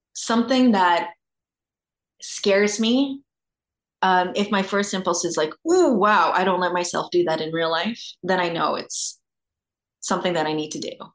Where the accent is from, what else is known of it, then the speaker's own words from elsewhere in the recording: Australia; moved away; I grew up in Australia.